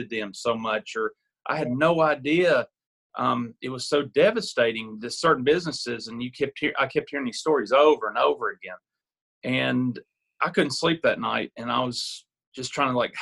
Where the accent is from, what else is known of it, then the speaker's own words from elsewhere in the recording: Kingsport, Tennessee, United States; also born or lived in Knoxville / Jonesborough; My wife and I are originally born and raised in Kingsport.